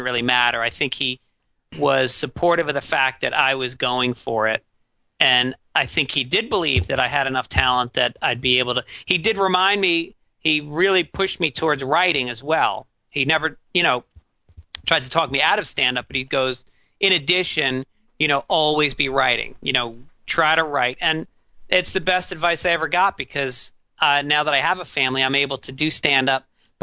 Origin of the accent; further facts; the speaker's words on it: New York, United States; I grew up in New York